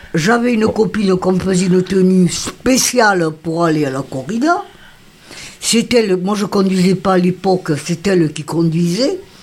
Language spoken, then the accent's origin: French; Beauvert, Occitania, France; also born or lived in Nîmes / Côte d'Ivoire; Je suis née à Beauvert. Jusqu'à présent, j'habite ma maison.